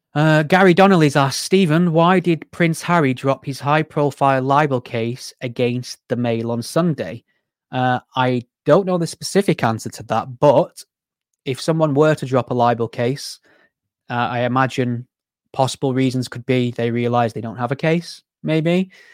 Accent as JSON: {"language": "English", "area": "Greater Manchester", "region": "North West England", "country": "United Kingdom", "said": "I'm from Greater Manchester, so I'm very close to the sort of, you know, hotspot areas"}